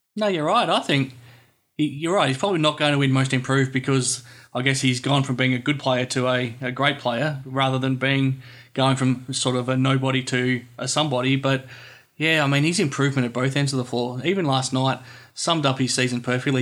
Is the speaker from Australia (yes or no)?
yes; Australia; Growing up in Australia